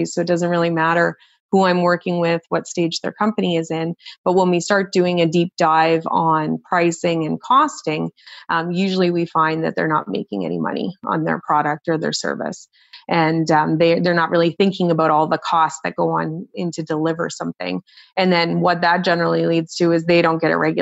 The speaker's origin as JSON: {"language": "English", "region": "Nova Scotia", "country": "Canada", "tie": "born or raised there"}